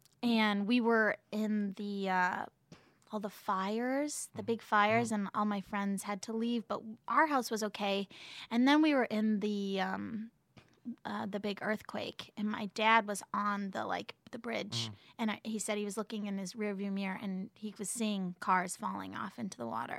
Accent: Oakland, California, United States; I was born in Oakland.

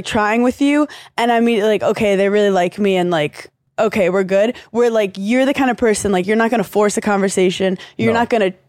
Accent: New York, United States; growing up in New York

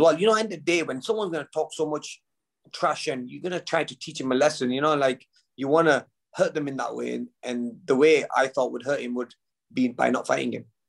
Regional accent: United Kingdom; we're both British

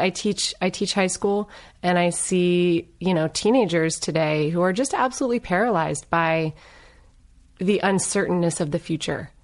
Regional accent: Northern Virginia, United States; also born or lived in Los Angeles; now in Claremont, United States; I grew up in Northern Virginia.

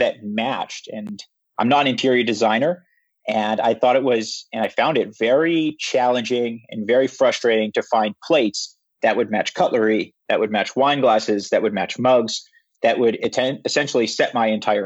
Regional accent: Regina, Saskatchewan, Canada; moved away as an adult; now in Vancouver, Canada; I'm from Regina, Saskatchewan. So I'm from the prairies

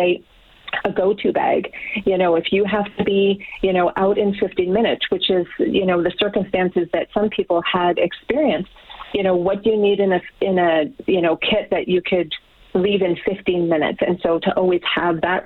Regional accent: Grande Prairie, Alberta, Canada; I'm from Grand Prairie

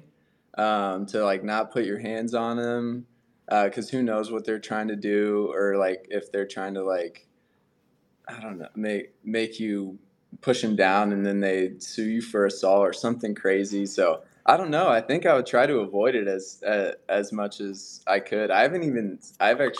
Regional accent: Eustis, Florida, United States; I'm like from Eustis, the town.

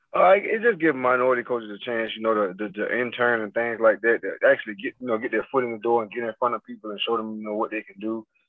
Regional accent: Fort Pierce, Florida, United States; also born or lived in Port Saint Lucie; now in Mississippi, United States; I'm from Fort Pierce

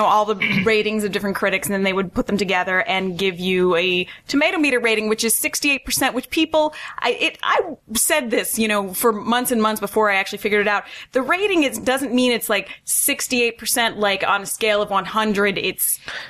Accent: Princeton Junction, New Jersey, United States; moved away as an adult; now in Los Angeles, United States; I grew up in Princeton Junction, went to Rutgers.

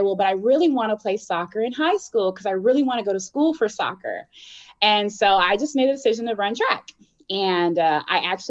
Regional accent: Virginia Beach, Virginia, United States; moved away as an adult; they moved to Virginia Beach and my dad was in the military. And basically, you know, my mom kind of raised us all

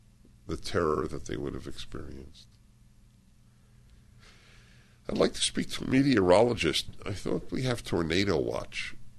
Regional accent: Brooklyn, New York, United States; moved away as an adult; I was raised in Brooklyn, my husband in Queens. Our three children were born in Manhattan. I was a New York supremacist.

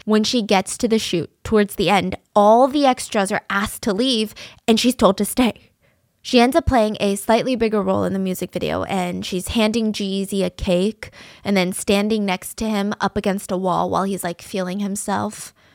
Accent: the South, United States; I grew up in the South

